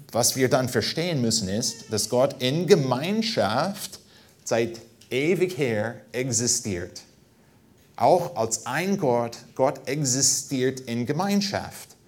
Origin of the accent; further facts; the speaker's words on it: United States; German is a second language; now in Germany; als Amerikaner